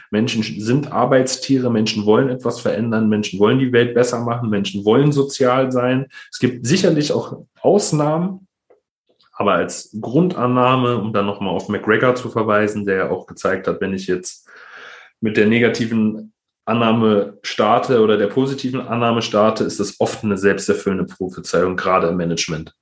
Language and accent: German; Berlin, Germany; ich bin im, im Berliner Brennpunkt Neukölln-Kreuzberg äh, groß geworden